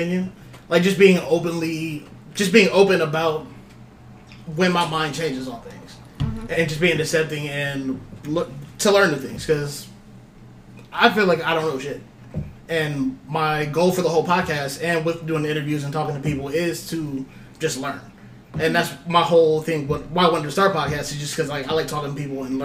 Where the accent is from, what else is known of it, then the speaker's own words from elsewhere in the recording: Pataskala, Ohio, United States; Growing up in Pataskala, like I knew I stood out